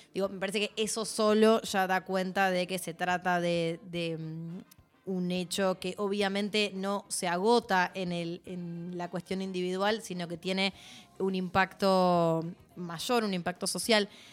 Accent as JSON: {"language": "Spanish", "country": "Argentina", "said": "como sociedad argentina"}